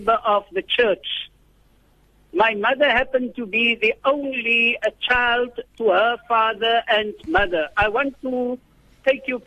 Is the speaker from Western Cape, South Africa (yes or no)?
yes; Worcester, Western Cape, South Africa; I was born in the Bulan town of Worcester